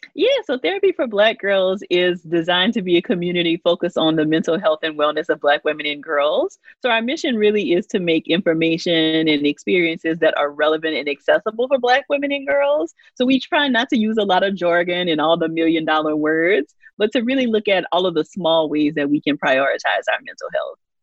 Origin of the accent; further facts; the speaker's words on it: Louisiana, United States; I grew up in Louisiana, a very small town